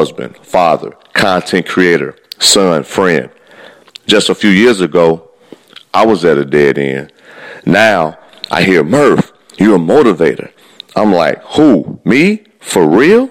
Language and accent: English; Midwest, United States; I am from the Midwest.